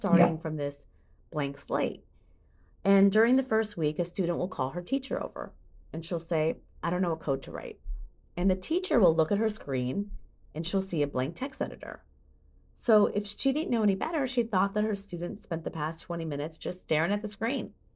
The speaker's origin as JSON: {"language": "English", "region": "Midwest", "country": "United States", "tie": "born or raised there", "said": "I grew up in America in the eighties"}